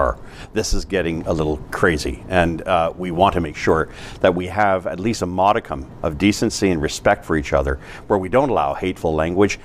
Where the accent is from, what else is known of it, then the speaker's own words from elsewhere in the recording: Canada; I'm Canadian